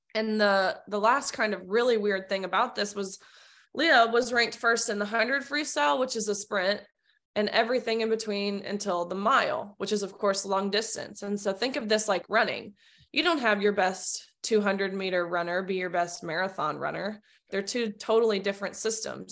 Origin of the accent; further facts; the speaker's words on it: Nashville, Tennessee, United States; I'm born and raised in Nashville, Tennessee